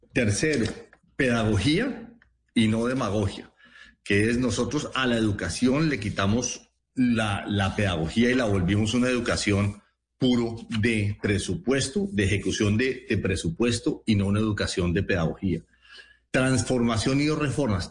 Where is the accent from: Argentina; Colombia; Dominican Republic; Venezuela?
Colombia; Llanos Orientales; moved away; also born or lived in Villahermosa, Tolima (father's birthplace) / Cundinamarca (mother's birthplace); Yo pasé mi infancia en sitios en los llanos orientales